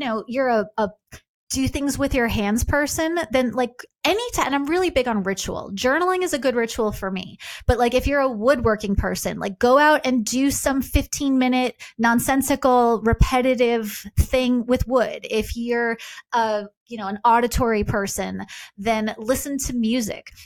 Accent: Long Island, New York, United States; I was raised Jewish on Long Island

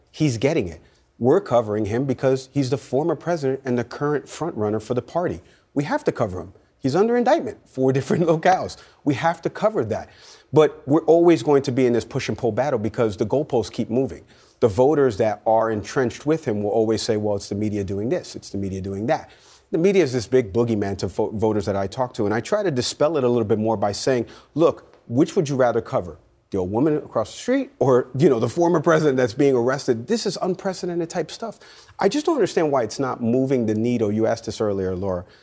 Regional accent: New York, United States; I grew up in New York

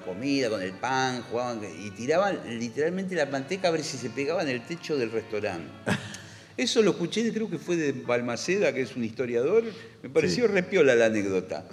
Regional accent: Argentina; somos argentinos.

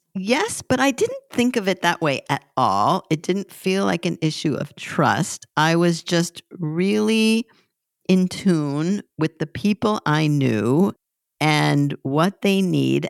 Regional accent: Southern California, United States; moved away; also born or lived in Hoboken / Savannah; I'm from Southern California originally

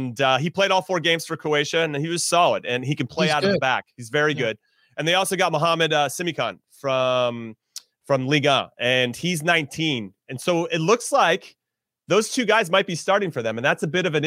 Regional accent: United States; as an American

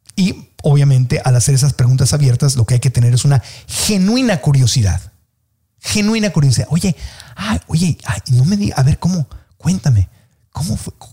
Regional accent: Tijuana, Baja California, Mexico; moved away; yo soy de Tijuana, y cuando viví en Tijuana y yo era niño, pues la gente en mi familia hablaban así

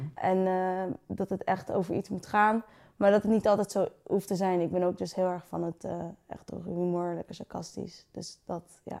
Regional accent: Friesland, Netherlands; moved away as an adult; now in Utrecht, Netherlands; ik kom dus uit Friesland

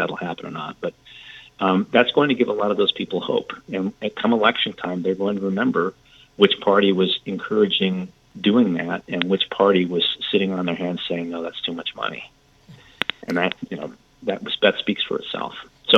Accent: San Joaquin Valley, Central California, United States; I grew up in San Joaquin Valley, which is a very conservative. It's an agricultural belt, if you like, in California, Central California. Very conservative. My parents were, you know, two of 11 whole Democrats in our town of about 10,000 people.

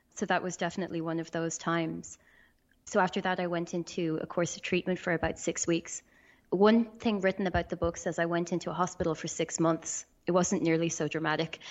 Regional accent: Ireland; I'm from Ireland.

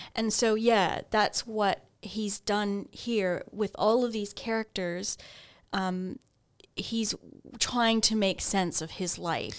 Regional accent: Ontario, Canada; I grew up in Ontario

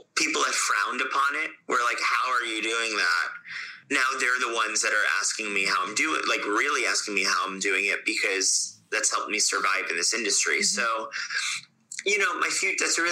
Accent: Fort Lauderdale, Florida, United States; moved away; also born or lived in Ithaca; I grew up in Fort Lauderdale in Florida

